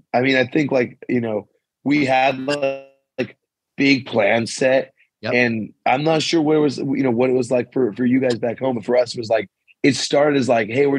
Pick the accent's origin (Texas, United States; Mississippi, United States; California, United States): California, United States; San Pedro; now in Santa Cruz, United States; I'm originally from San Pedro, California, but Santa Cruz has been home for the last 10 years.